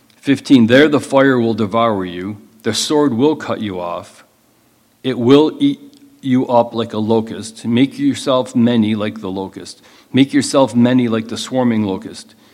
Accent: United States; as Americans

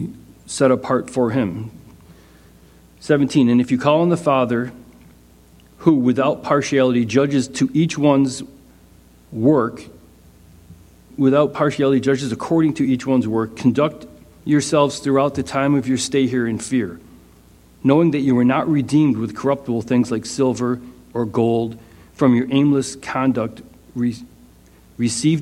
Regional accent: United States; as an American

